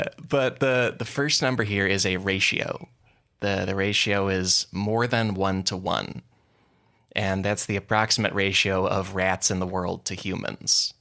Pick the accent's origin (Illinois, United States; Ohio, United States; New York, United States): Illinois, United States; Chicago suburbs; now in Los Angeles, United States; I'm from the Chicago suburbs